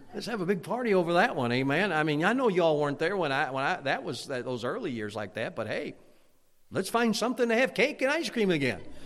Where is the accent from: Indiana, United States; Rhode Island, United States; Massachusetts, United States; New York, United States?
Indiana, United States; Hammond; moved away as an adult; also born or lived in Munster, Indiana / Chicagoland; now in Pennsylvania, United States; I grew up in Hammond, Indiana, Munster, Indiana, and Chicagoland area